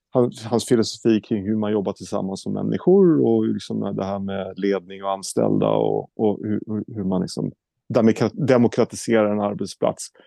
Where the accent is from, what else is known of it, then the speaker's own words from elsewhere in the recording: Norrköping, Östergötland, Sweden; born there; Eh, jag är född i Norrköping, men eh, jag kan ingenting i Norrköping